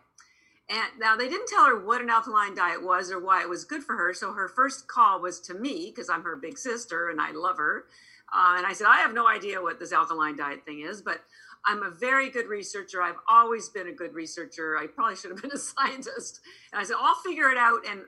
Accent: Canada; moved away as an adult; now in Boston, United States; I'm actually Canadian. I'm here in Boston. I've lived in Boston 33 years

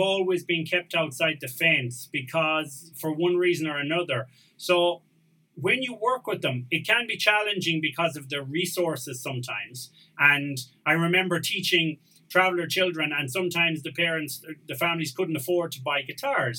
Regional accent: Tuam, Connacht, Ireland; moved away as an adult; now in Spain; I'm from Cahir Finn and I grew up going to school in Tuam

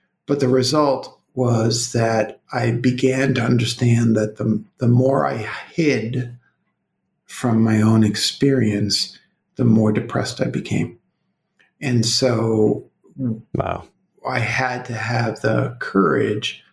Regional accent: Brooklyn, New York, United States; now in Colorado, United States; I'm from Brooklyn

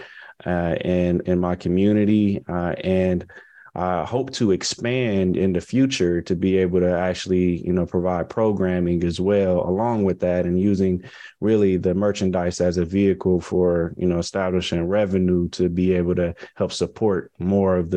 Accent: Compton, California, United States; moved away as an adult; also born or lived in Tuskegee, Alabama; my hometown growing up. I had a I Pledge Compton march

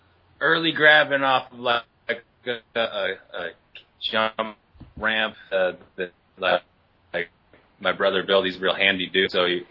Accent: Oakville, Ontario, Canada; born or raised there

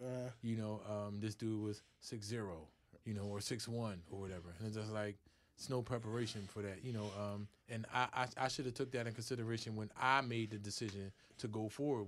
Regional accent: Philadelphia, Pennsylvania, United States; I'm from North Philly.

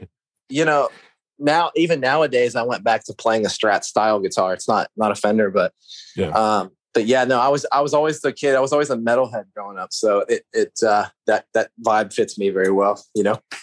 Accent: outside of Pittsburgh, Western Pennsylvania, United States; I grew up in the middle of nowhere, Western Pennsylvania, just like a little Amish town, pretty much. You know, like just farmland outside of Pittsburgh

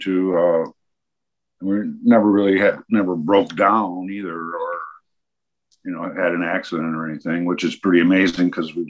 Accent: Michigan, United States; also born or lived in Maine; now in Athens, United States; Well, I'm originally from Michigan, but yeah, I lived in Maine for 2 years.

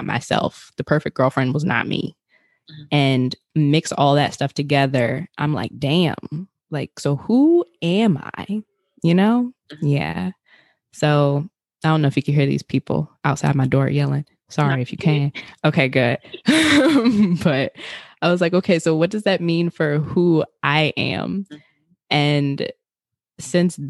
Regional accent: Richmond, Virginia, United States; I'm originally from Richmond, Virginia

